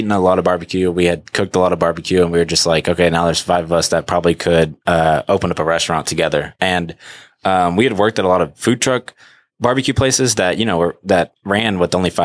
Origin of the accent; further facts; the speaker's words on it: Arlington, Texas, United States; also born or lived in Georgia; we grew up in Arlington